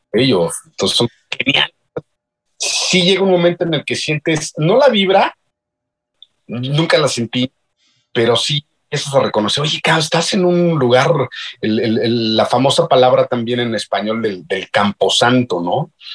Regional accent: Mexico; nosotros, los, los mexicanos

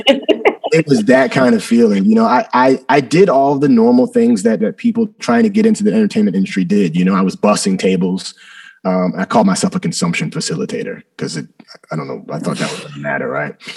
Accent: New Jersey, United States; also born or lived in Philadelphia; I was born right outside of Philadelphia. Uh, I was the kid in South Jersey that was eating cheesesteaks

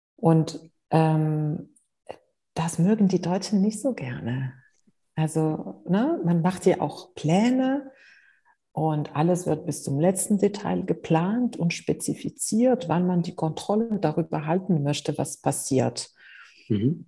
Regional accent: Morocco; moved away as an adult; also born or lived in Spain / United States; now in Germany; Ich bin in Afrika aufgewachsen, ich bin in Marokko aufgewachsen, ich habe in Spanien studiert

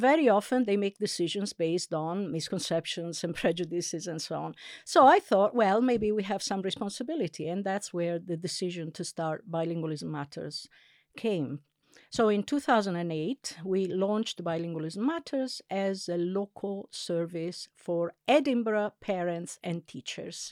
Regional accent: Italy; first language Italian; English is a second language; moved away; I'm actually Italian. I, I, uh, I was born and raised in Italy, and I grew up as a passive bilingual

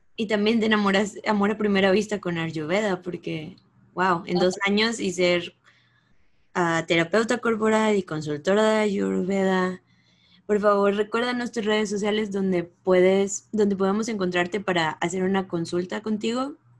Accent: Mexico; moved away; las tres somos latinas, aquí mexicanas

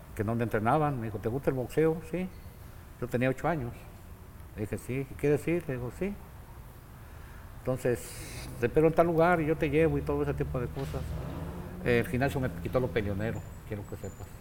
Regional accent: Guadalajara, Jalisco, Mexico; moved away as an adult; also born or lived in Mexicali; now in Tijuana, Mexico; Nací en Guadalajara, Jalisco, un 10 de febrero del año 1946

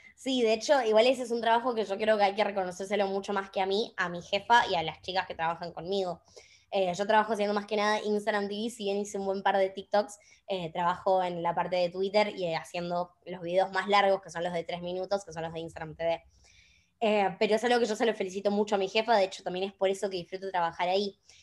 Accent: Chaco, Argentina; moved away as an adult; now in Buenos Aires, Argentina; yo soy de Chaco, no soy de Buenos Aires, por más que ahora vivo acá.

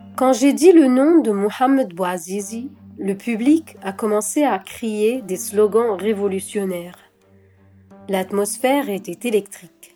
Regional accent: Tunisia; moved away as an adult; J'ai grandi en Tunisie

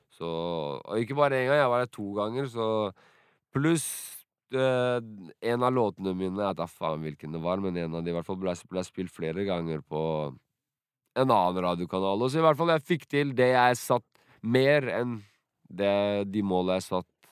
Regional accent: Sandefjord, Vestfold, Norway; also born or lived in Drenica, Kosovo; Jeg vokste opp rundt hele Sandefjord, egentlig. Flytta mye rundt.

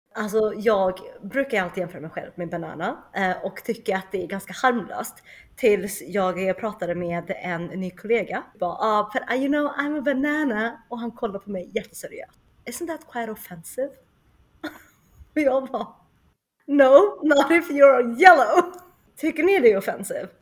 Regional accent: Sweden; moved away as an adult; also born or lived in Shenyang, China / Germany / United States / China; flyttade till Sverige när jag var två Eh, och växte upp i Uppsala och sen Höganäs

